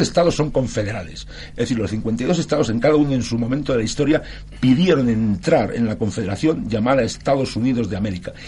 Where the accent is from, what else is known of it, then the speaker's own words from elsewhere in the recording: Barcelona, Catalonia, Spain; moved away; Yo soy catalán, ¿eh? nací en Barcelona y viví, viví 27 años en Barcelona, tengo familia en Barcelona